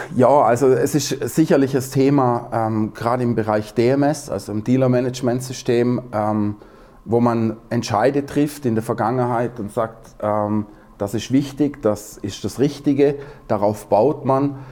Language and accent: German; Southern Germany, Germany; ich bin ja aus dem Süddeutschen